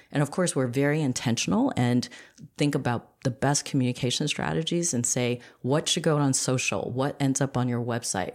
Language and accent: English; New York, United States; we ended up both in Queens